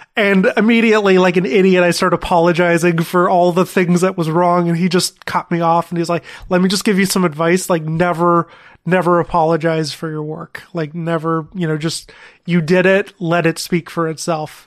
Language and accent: English; Thornhill, Ontario, Canada; I grew up in Thornhill, which is north of Toronto